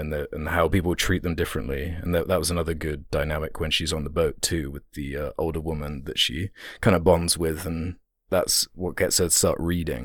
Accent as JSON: {"language": "English", "country": "United Kingdom", "said": "being British"}